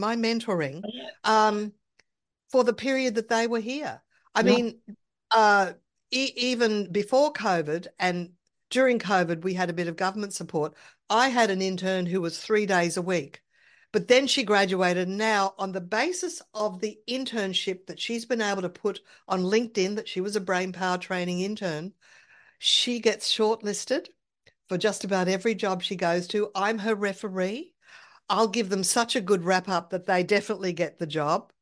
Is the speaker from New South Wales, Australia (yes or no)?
no; Brisbane, Queensland, Australia; moved away as an adult; also born or lived in Sydney; I wanted to move back to my hometown in another state because I like the weather better here in Brisbane